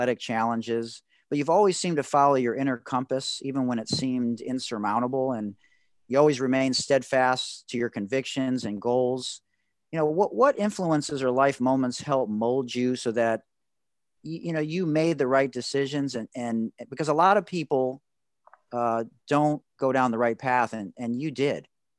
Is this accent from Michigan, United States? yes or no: yes; Detroit, Michigan, United States; I'm from Detroit, unfortunately.